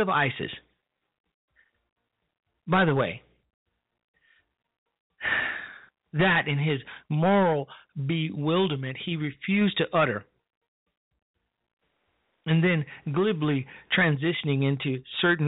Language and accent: English; Chicago, Illinois, United States; on the south side of my hometown, Chicago, Illinois